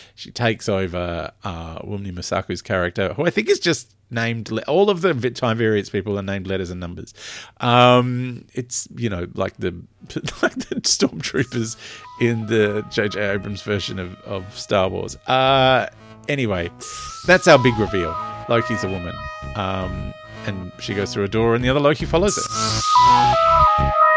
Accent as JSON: {"language": "English", "country": "Australia", "said": "I'm very Australian"}